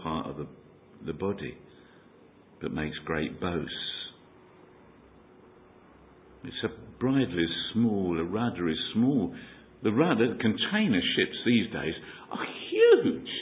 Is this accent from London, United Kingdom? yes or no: yes; London, United Kingdom; accent: Cockney; Gives away my Cockney accent. My tongue tells you where I hail from. E17